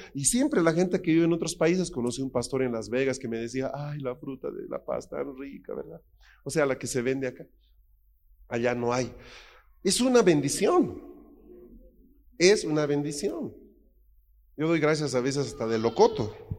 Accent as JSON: {"language": "Spanish", "country": "Bolivia", "also_born_or_lived": "Spain", "moved": "yes", "said": "en mi país"}